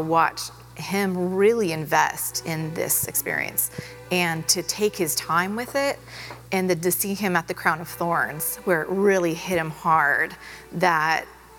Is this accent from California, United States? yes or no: yes; California, United States; We are from Southern California, and when we came out here, we were looking for a church, and there was so much about First McKinney that just felt like home.